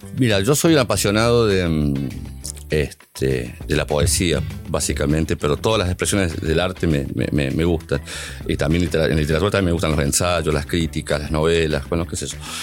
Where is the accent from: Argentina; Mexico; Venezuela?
Argentina; San Luis; Yo soy de San Luis Capita